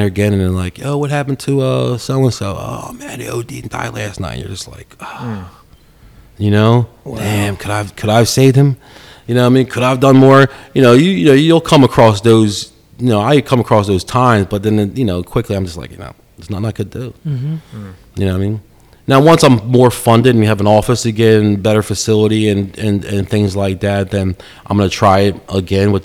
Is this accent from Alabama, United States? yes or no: no; Langhorne, Pennsylvania, United States; Brothers Pizza in Langhorne. That's where I grew up in Langhorne Borough.